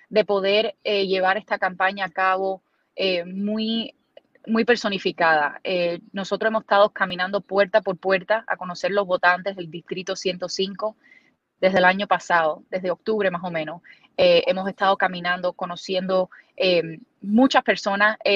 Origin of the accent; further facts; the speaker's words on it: Cuba; now in United States; en nuestro, en nuestro estado, nuestro, nuestro distrito, eh, en nuestra comunidad, no solamente como cubanos, pero en general, las preocupaciones que tienen las personas.